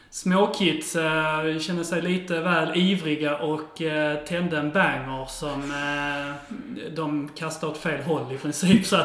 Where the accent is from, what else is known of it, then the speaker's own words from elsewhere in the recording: Åhus, Skåne, Sweden; I Åhus.